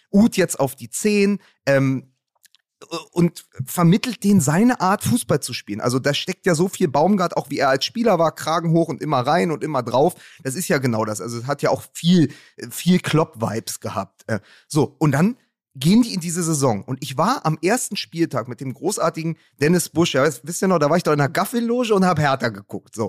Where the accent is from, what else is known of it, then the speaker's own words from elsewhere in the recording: Berlin, Germany; als Berliner